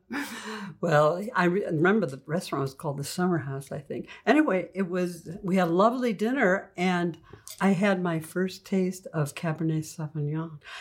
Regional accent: Oak Park, Illinois, United States; moved away as an adult; also born or lived in Oxford, Ohio; now in California, United States; I come from the Midwest, Oak Park, Illinois, home of, uh, Ernest Hemingway and Frank Lloyd Wright

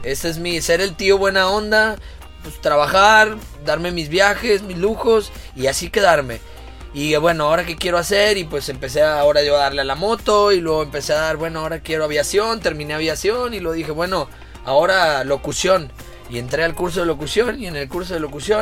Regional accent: Monterrey, Nuevo León, Mexico; also born or lived in Guadalajara / Quintana Roo; Me considero muy regio hasta cierto punto

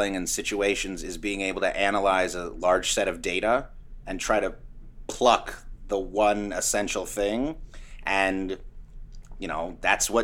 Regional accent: Sacramento, California, United States; moved away as an adult; also born or lived in New York City; I grew up in Sacramento. And then when I graduated high school, I hightailed it to New York.

